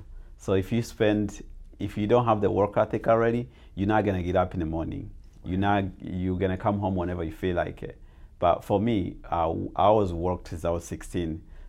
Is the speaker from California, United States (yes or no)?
no; Arizona, United States; English is a second language; also born or lived in Tanzania; I came to America when I was 14, and even though I've been here for 22 years, even though I grew up in Arizona